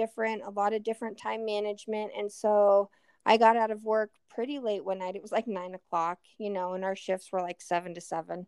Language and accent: English; Elizabeth, Colorado, United States; now in Greeley, United States; I grew up outside of Elizabeth